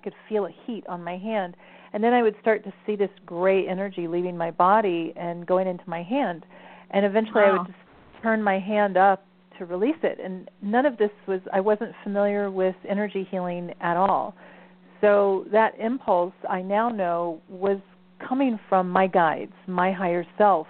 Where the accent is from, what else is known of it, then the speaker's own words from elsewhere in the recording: the South, United States; also born or lived in Ohio; I was raised in the South